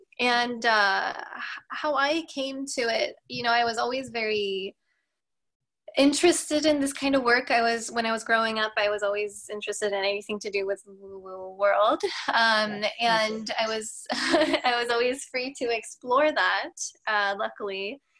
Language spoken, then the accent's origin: English; Norway; also born or lived in United States; I am from Norway originally. So I did live in the US when I was little for a period of time. Therefore, I don't have an accent.